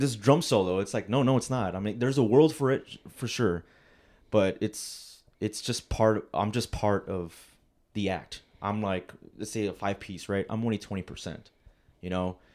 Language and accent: English; Rio Grande Valley, Texas, United States; also born or lived in Alamo, Texas; I'm from the Valley, Rio Grande Valley, uh, down in Texas